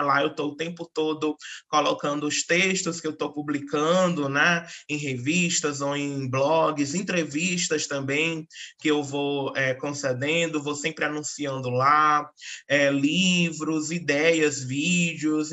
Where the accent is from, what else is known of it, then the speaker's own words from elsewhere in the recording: Northeast Region, Brazil; sou nordestina